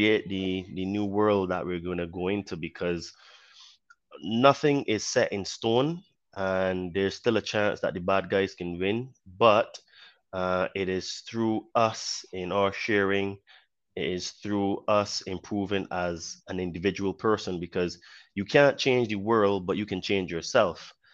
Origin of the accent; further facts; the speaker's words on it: Barbados; born there; accent: Caribbean; also born or lived in United Kingdom; Um, I was born in Barbados, so hence why I have a bit of a Caribbean accent. Um, I used to live in the UK for many years, almost half of my life.